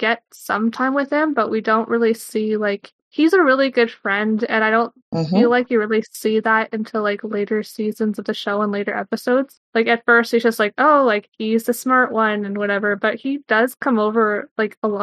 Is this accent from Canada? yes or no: yes; Canada; I am a Canadian university student